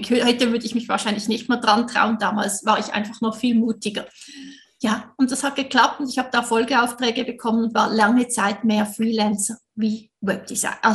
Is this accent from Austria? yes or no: no; Switzerland; Du hörst es sicher, ich bin Schweizerin.